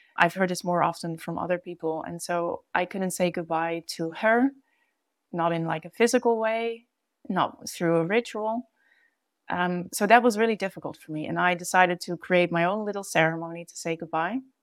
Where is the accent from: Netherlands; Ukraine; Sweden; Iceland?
Netherlands; moved away as an adult; also born or lived in Brazil; now in The Hague, Netherlands; when I moved back home from Brazil. The place of feeling at home in The Hague